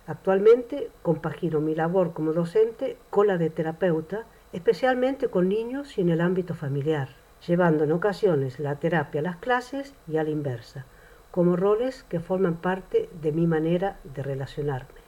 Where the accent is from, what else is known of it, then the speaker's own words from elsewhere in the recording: Córdoba, Andalusia, Spain; moved away as an adult; now in Amsterdam, Netherlands; soy de Córdoba, España